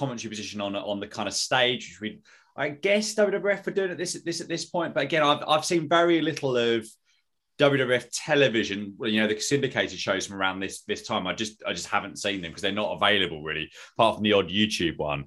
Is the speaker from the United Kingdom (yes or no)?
yes; United Kingdom; I'm a Brit